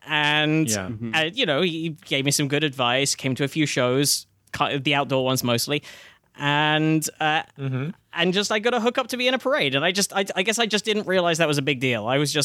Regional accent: England, United Kingdom; now in United States; you may be able to tell from my accent, I didn't grow up in this country.

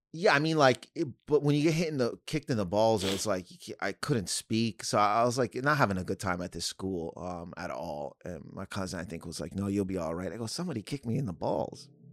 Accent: Canada; I'm from Canada, so I went to school

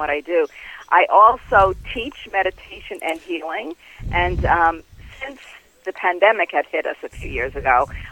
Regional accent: New York City, New York, United States; I grew up in Queens in Bayside.

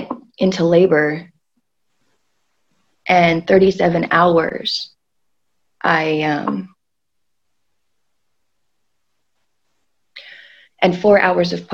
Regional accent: New York, United States; I was born in New York

